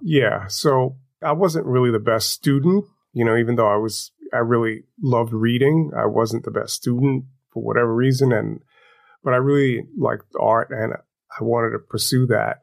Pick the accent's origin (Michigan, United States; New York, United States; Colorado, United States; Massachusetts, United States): New York, United States; New York City; I grew up in Crown Heights, Brooklyn. I lived on Eastern Parkway.